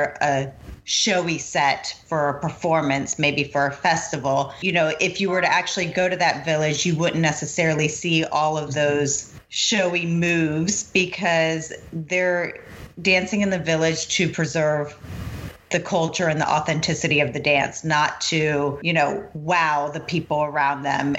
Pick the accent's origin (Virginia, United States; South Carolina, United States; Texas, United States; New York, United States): Virginia, United States; Newport News; now in Northern Virginia, United States; Growing up in Newport News, it was a small community